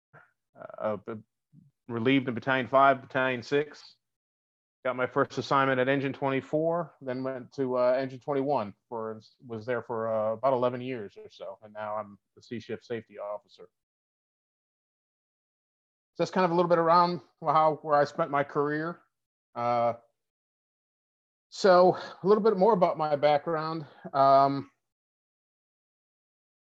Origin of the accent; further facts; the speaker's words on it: Buffalo, New York, United States; moved away as an adult; I'm from Buffalo.